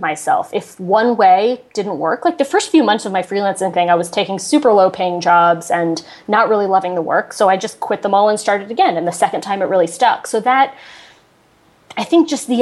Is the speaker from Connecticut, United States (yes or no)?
yes; Connecticut, United States; moved away; I'm from Connecticut